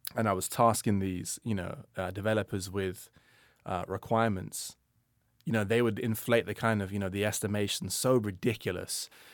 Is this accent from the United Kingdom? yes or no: yes; London, United Kingdom; when I grew up in London